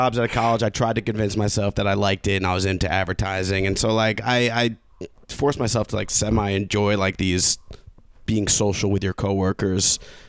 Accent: Long Island, New York, United States; I'm from Long Island.

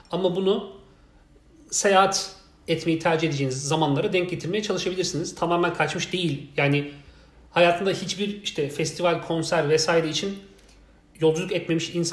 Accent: Malatya, Turkey; İstanbul'la ben Malatyalıyım. Malatya arasında bile çok fazla fark var.

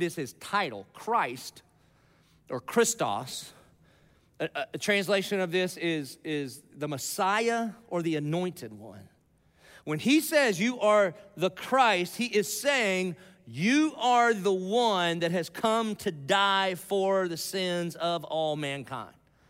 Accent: the South, United States; I'm from the South.

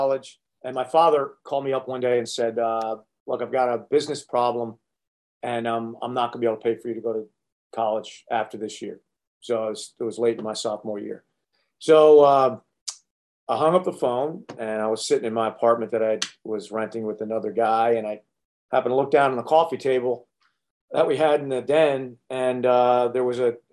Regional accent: Connecticut, United States; I was raised in Connecticut

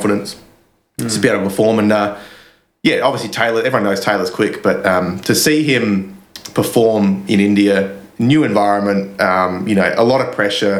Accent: Australia; as an Australian

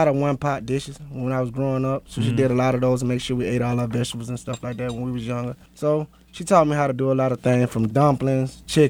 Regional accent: Macon, Georgia, United States; I'm from Macon, Georgia, Bibb County. Small town they call Unionville.

